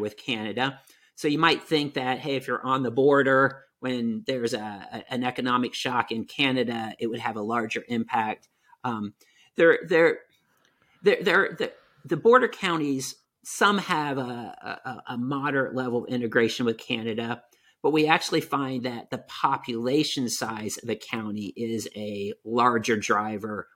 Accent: Newark, Ohio, United States; moved away; also born or lived in Maine; I grew up in Central Ohio, um, the town's called Newark, Ohio

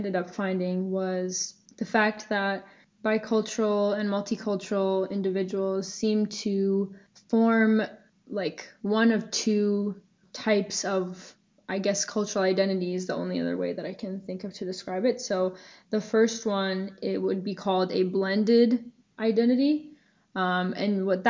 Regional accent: Ashland, Massachusetts, United States; also born or lived in Worcester, Massachusetts; I am from Ashland, Massachusetts originally

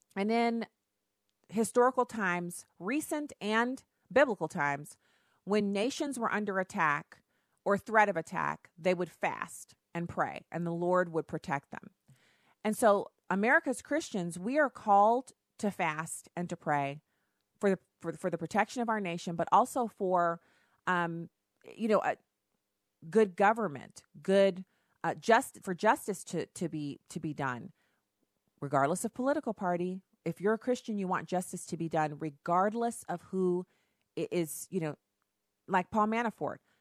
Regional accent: Texas, United States; I was born in Texas.

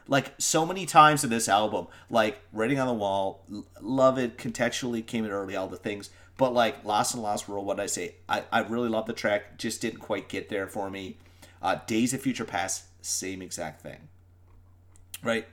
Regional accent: Newfoundland and Labrador, Canada; also born or lived in Ireland; we're Newfoundlanders

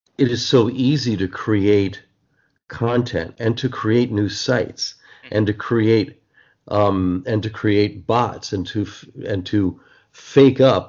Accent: New Jersey, United States; the Newark Star Ledger, a great paper that I grew up with in New Jersey

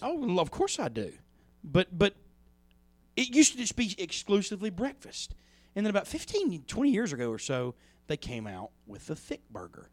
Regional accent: Plantersville, Mississippi, United States; I grew up in Plantersville for the mo, for half of my life.

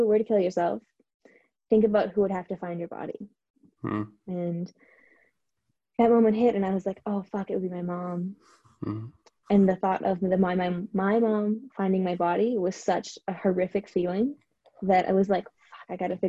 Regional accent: Canada; now in Vancouver, Canada; move somewhat across the country to Vancouver, because I'm from Canada

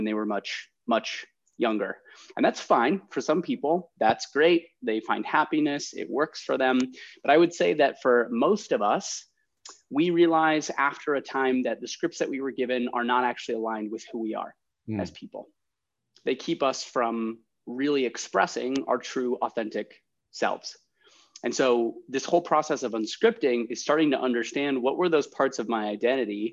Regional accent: Ohio, United States; also born or lived in San Francisco; now in Chicago, United States; I'm from Ohio originally.

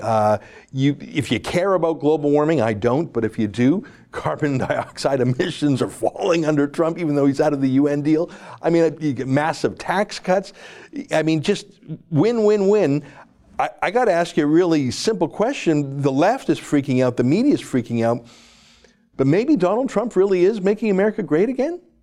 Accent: Canada; I'm a Canadian, proud to be, don't wanna leave

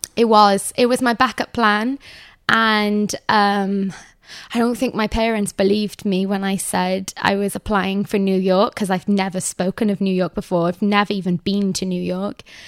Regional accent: Cardiff, Wales, United Kingdom; moved away; also born or lived in Manhattan; I've only lived in one house for my entire life, um, and that is in Cardiff.

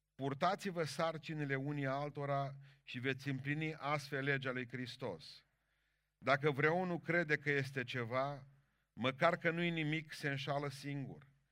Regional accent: Bihor County, Romania; eu care sunt din Bihor

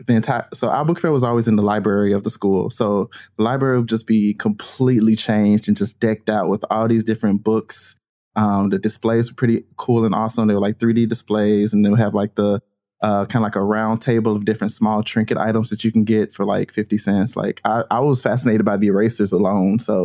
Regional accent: Birmingham, Alabama, United States; I was born and raised in Birmingham, Alabama

